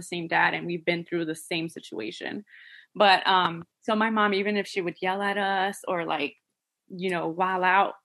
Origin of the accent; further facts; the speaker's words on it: New Jersey, United States; I'm from, you know, I'm from Jersey